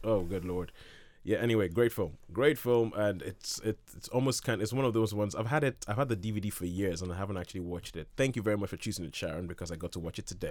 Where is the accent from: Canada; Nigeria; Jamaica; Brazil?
Nigeria; growing up in Nigeria